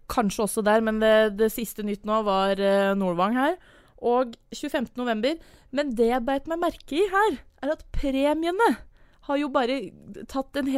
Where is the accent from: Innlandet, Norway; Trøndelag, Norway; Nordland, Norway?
Innlandet, Norway; Brøttum